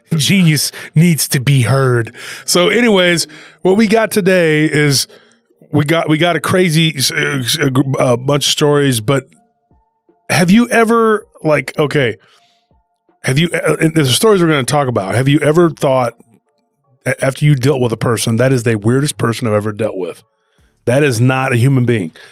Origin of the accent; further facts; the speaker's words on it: Taylor, Texas, United States; Lockhart kinda has a friendly rivalry with my hometown, Taylor